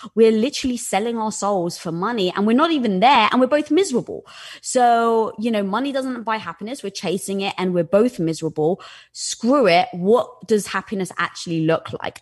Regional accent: England, United Kingdom; moved away; growing up in England

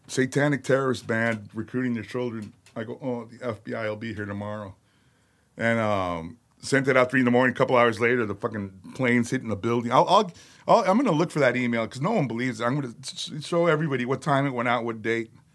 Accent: Chicago, Illinois, United States; I was born in Chicago

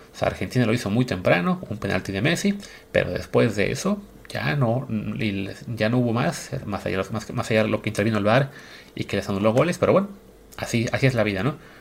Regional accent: Mexico; somos mexicanos

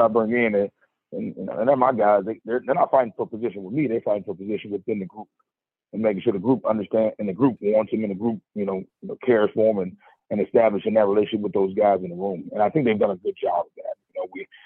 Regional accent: Chicago, Illinois, United States; moved away; I'm from Chicago, so I love coming down to the South and kind of being proud that I'm from Chicago

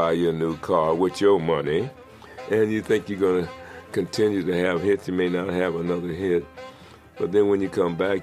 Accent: Los Angeles, California, United States; I was born and raised in Watts

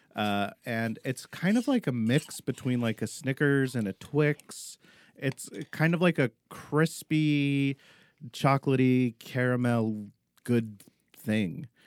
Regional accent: Arizona, United States; moved away; growing up in Arizona

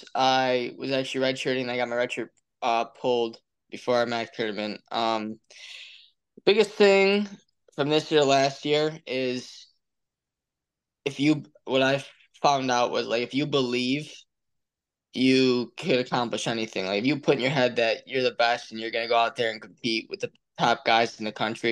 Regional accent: Honeoye Falls, New York, United States; moved away as an adult; now in Lock Haven, United States; my hometown

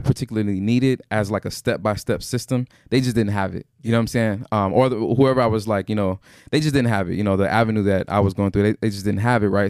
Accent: Houston, Texas, United States; I'm from Houston

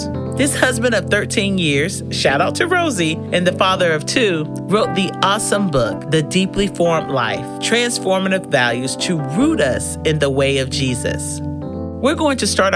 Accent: the South, United States; Growing up in the South and in Southern churches

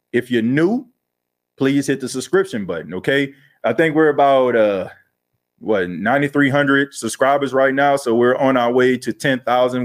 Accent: New Orleans, Louisiana, United States; now in Myrtle Beach, United States; I was born and raised in New Orleans, man. Grew up in the Night Ward area

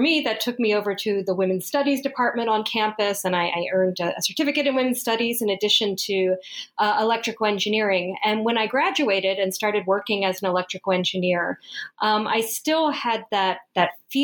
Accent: Colombia; moved away; I was born in South America. I was born in Colombia

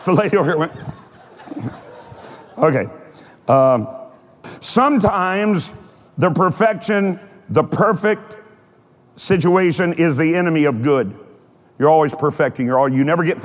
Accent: Kentucky, United States; I'm from Kentucky

